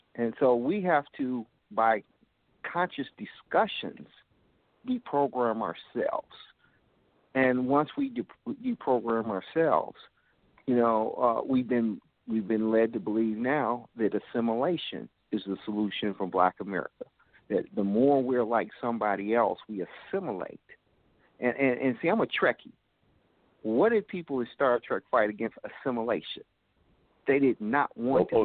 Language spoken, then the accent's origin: English; Gary, Indiana, United States; I grew up in Gary, Indiana